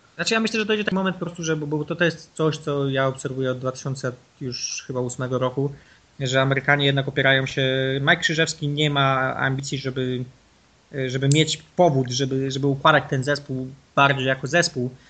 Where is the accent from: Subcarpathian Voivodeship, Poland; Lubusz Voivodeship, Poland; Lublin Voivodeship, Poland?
Lubusz Voivodeship, Poland; Nowa Sól; ja jestem z Nowej Soli, jeździłem na turnieje piłki ręcznej do Głogowa